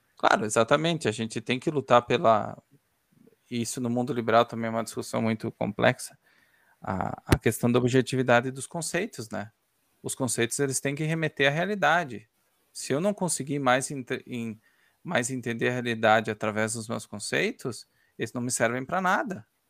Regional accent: Ukraine; moved away; eu sou ucraniano

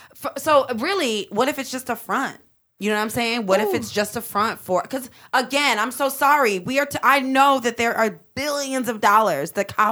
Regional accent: Midwest, United States; because I am a Midwesterner. I'm not from Philadelphia.

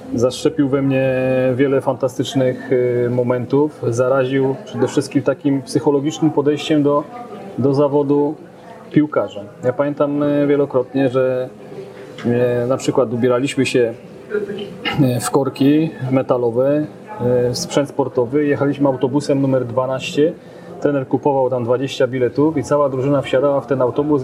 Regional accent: Częstochowa, Silesian Voivodeship, Poland; Do klubu zapisałem się w 1986 roku po raz pierwszy do Rakowa Częstochowa

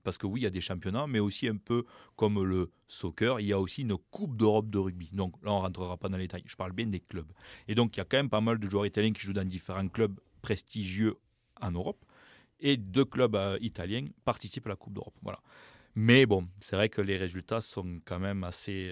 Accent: Toulouse, Occitania, France; accent: accent du sud-ouest; je viens de Toulouse

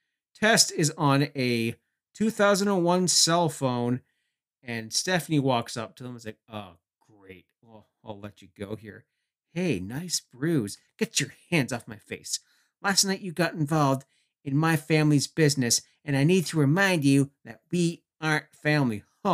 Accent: Canada; being Canadian, I would cover for most of my fellow countrymen

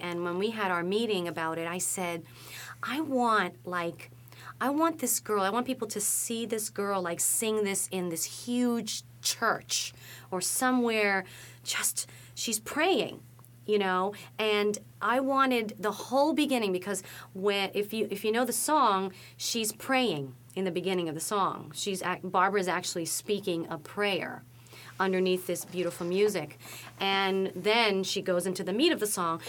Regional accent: New York City, New York, United States; I'm from the Bronx

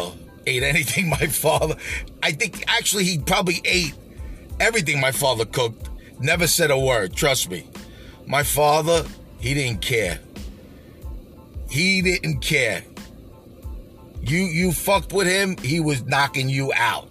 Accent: New York City, New York, United States; I grew up in Canarsie

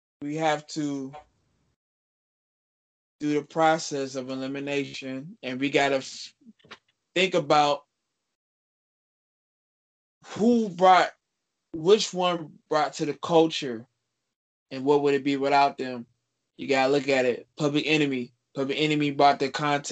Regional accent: the South, United States; now in Hinesville, United States; I'm from Southerner

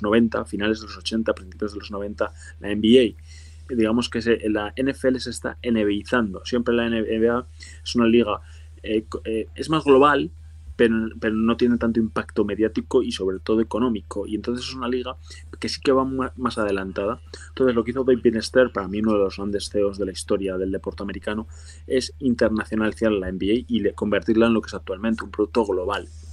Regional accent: Spain

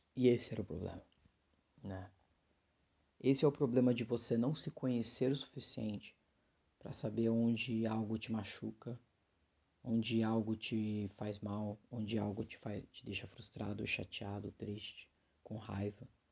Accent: a city in São Paulo, Brazil; eu sou de uma cidade de São Paulo

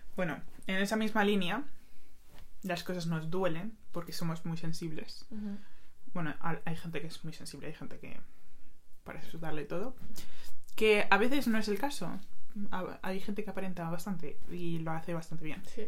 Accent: Madrid, Community of Madrid, Spain; yo nací en Madrid, he vivido toda mi vida en Madrid, pero mis padres son dominicanos

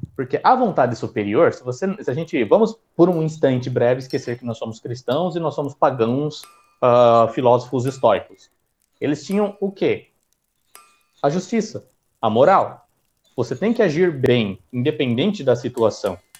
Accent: São Paulo, Brazil; sou paulista, então sou paulista

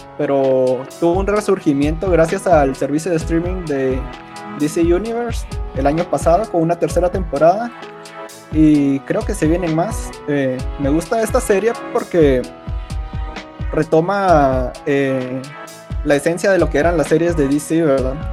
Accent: Guatemala; al menos aquí donde somos, de Guatemala

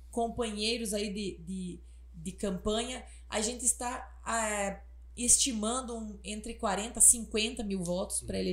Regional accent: Palmas, Paraná, Brazil; now in Água Boa, Brazil; eu sou de Palmas

